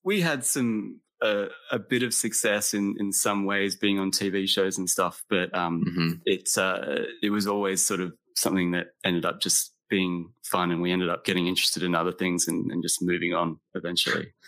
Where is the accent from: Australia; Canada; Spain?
Australia; also born or lived in Texas, United States; I was born in Texas but I left the United States when I was eight years old and moved to Australia. So I grew up in Australia, like as the American kid.